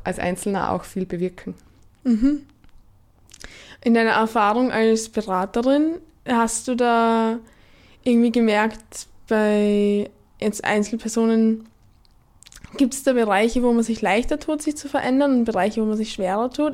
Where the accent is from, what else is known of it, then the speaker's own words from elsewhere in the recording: Gesäuse region, Styria, Austria; also born or lived in Graz; weil ich bin aus der Region, Region Gesäuse. Ähm, bin nach dem Studium von Graz eben wieder zurückgegangen